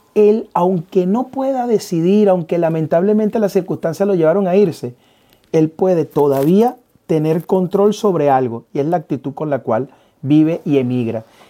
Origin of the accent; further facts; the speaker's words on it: Venezuela; moved away; a nosotros nos toca migrar y saber de que dejamos atrás a Venezuela. Pero yo decido vivir nuevamente en este sitio. Yo decido comenzar a, poner raíces en este sitio. Eh, me obligaron a salir de mi país